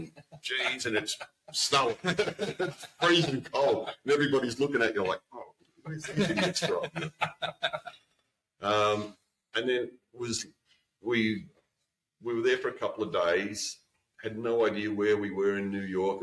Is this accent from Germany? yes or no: no; Australia; coming from Australia